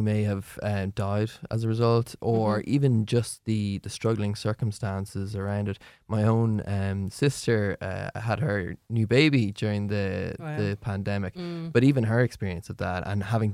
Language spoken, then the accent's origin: English; Ireland; as an Irish population